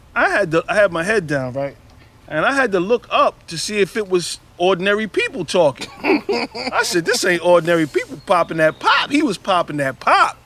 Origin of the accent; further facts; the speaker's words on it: New York City, New York, United States; my town, our town